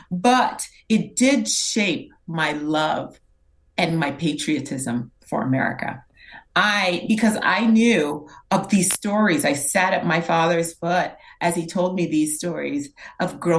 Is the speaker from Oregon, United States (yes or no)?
no; New York, United States; born there; I was born in New York. My brother and my sister were still in Haiti.